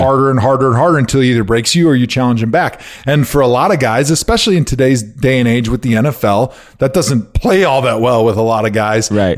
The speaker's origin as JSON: {"language": "English", "region": "Wisconsin", "country": "United States", "tie": "born or raised there", "moved": "yes", "said": "when I was a kid growing up in Wisconsin."}